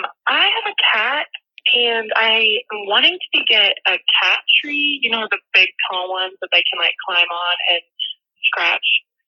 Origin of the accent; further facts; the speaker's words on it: Fayetteville, Arkansas, United States; I'm from Fayetteville, Arkansas.